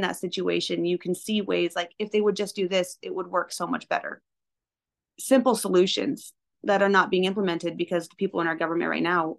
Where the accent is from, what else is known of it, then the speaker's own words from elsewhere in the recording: Eugene, Oregon, United States; also born or lived in Cottage Grove, Oregon; I was born in Cottage Grove, where the hospital is no longer there anymore. So, and then we grew up primarily in Eugene.